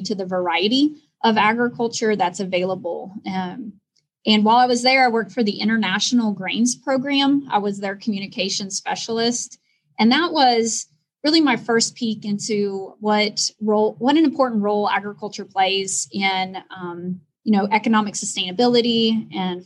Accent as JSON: {"language": "English", "region": "Kansas", "country": "United States", "tie": "born or raised there", "said": "I grew up in a very small town in Kansas."}